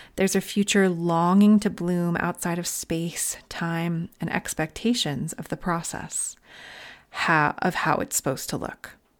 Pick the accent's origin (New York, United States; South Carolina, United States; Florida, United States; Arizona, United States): New York, United States; Long Island; now in Northern California, United States; I'm originally from Long Island.